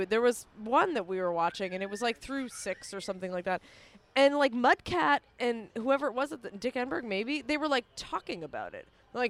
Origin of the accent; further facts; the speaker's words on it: Massachusetts, United States; moved away; I'm a Boston Red Sox fan. I grew up in Massachusetts.